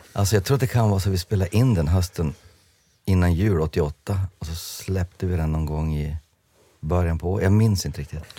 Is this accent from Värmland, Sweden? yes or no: no; Jörn, Västerbotten County, Sweden; jag var en tönt från Jörn